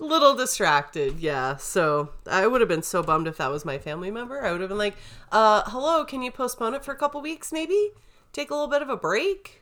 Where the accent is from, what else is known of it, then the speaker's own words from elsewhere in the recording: St. George, Utah, United States; growing up in Saint George, we had a lot of grasshoppers